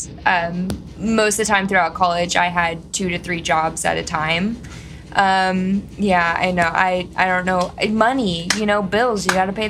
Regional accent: Texas, United States; Growing up in Texas, very conservative family

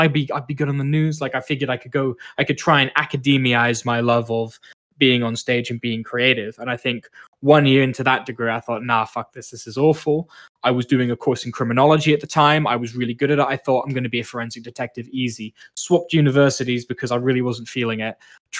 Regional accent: Malaysia; now in Canada; I spent a lot of time growing up in Malaysia

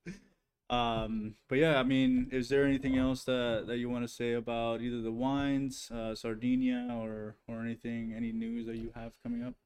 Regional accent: Guatemala; moved away; also born or lived in Hawaii, United States; I'm from Guatemala

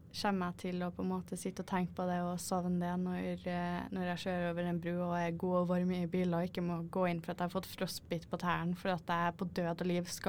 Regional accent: Norway; jeg er norsk og jeg vil se på havet.

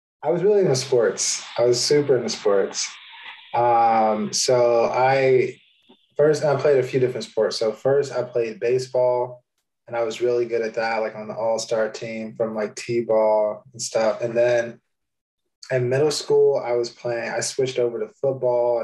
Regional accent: outside of Chicago, Illinois, United States; now in New York City, United States; I grew up outside of Chicago, so like a small town about an hour outside of the city

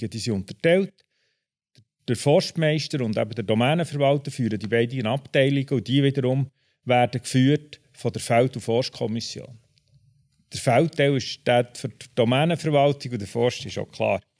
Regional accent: Bern, Switzerland; Ich bin von Haus aus Maschineningenieur, ich bin in Bern aufgewachsen

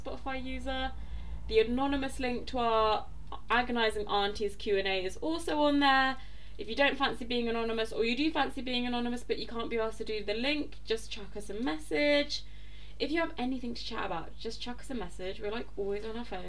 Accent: London, United Kingdom; I'm from South London.

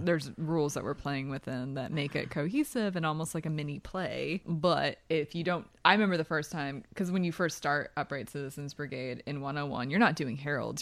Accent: New Hope, Pennsylvania, United States; I am from New Hope, Pennsylvania.

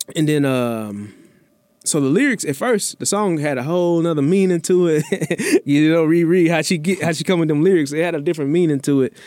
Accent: Memphis, Tennessee, United States; now in Houston, United States; growing up in Memphis

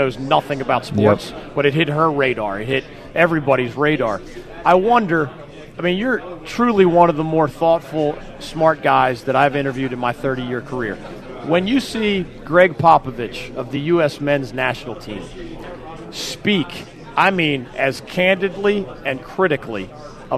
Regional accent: Philadelphia, Pennsylvania, United States; Growing up in Philly

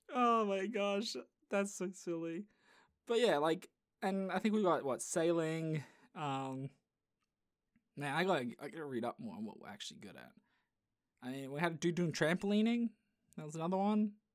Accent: Australia; I am Australian

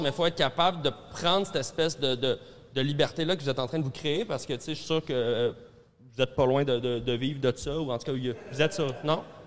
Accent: Centre-Sud, Quebec, Canada; j'ai grandi dans le Centre-Sud

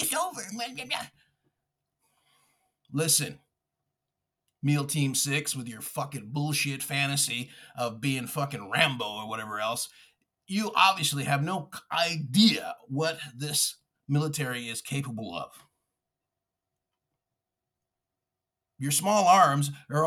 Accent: Texas, United States; I'm a Texan. I'm also Mexican. And I'm an American

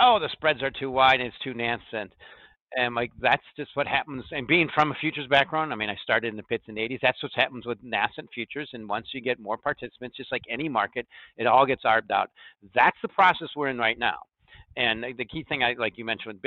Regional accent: United States; I'm just an American

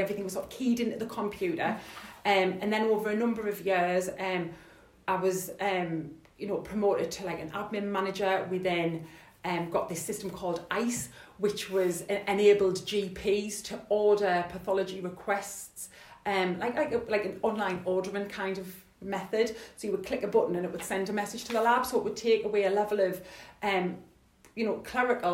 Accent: Sunderland, North East England, United Kingdom; I'm from Sunderland

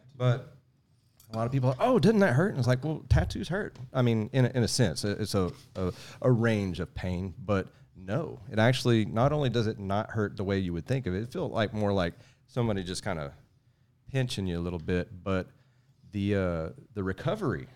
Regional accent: Sour Lake, Texas, United States; But I grew up in Sour Lake, and we were a no-fence subdivision

